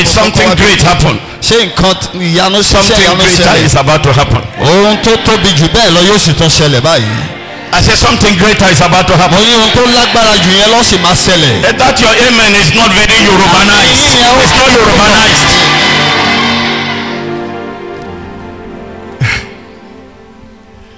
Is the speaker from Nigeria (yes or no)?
yes; Kaduna, Kaduna State, Nigeria; I was born and brought up in Kakuri